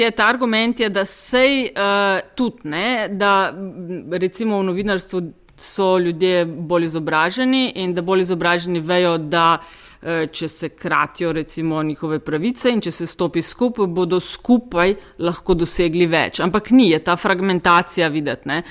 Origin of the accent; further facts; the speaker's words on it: Slovenia; Smo Slovenci